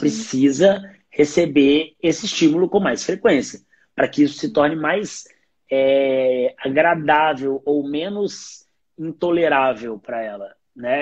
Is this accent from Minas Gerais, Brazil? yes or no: yes; Minas Gerais, Brazil; eu, como um bom mineiro